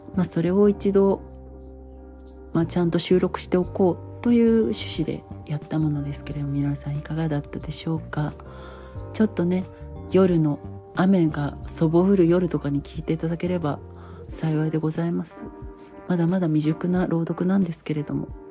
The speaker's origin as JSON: {"language": "Japanese", "country": "Japan", "tie": "born or raised there"}